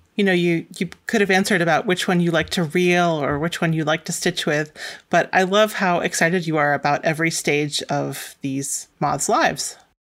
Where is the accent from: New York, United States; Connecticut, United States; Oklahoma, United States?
Connecticut, United States; Manchester; where I grew up in Manchester, Connecticut